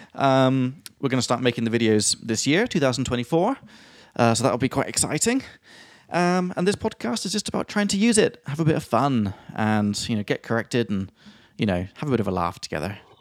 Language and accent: English; England, United Kingdom; I'm from England